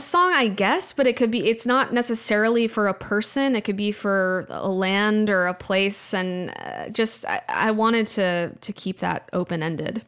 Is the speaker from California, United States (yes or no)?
no; Wimberley, Texas, United States; moved away; also born or lived in Austin; Wimberley in Texas, my hometown